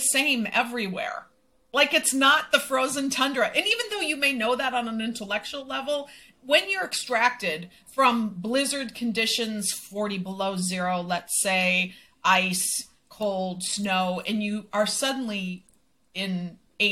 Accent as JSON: {"language": "English", "region": "Minnesota", "country": "United States", "tie": "born or raised there", "moved": "as an adult", "lives_now": "Mexico", "said": "I will always be from Minnesota."}